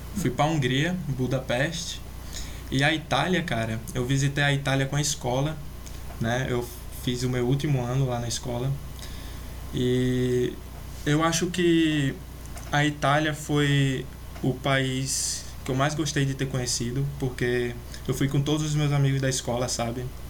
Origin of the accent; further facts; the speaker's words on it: Natal, Rio Grande do Norte, Brazil; also born or lived in Belgium; eu sou aqui de Natal, num, a capital do Rio Grande do Norte, sabe? Pode até ver pelo meu sotaque